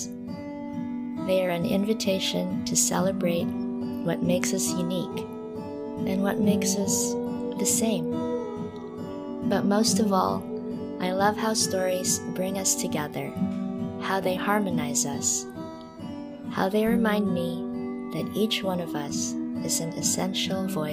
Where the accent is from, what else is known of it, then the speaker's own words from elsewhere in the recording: Manila, Metro Manila, Philippines; moved away as an adult; also born or lived in Portsmouth, England / London, England; now in Kentucky, United States; I was born and raised in Manila, in the Philippines, and I lived there up until I was 19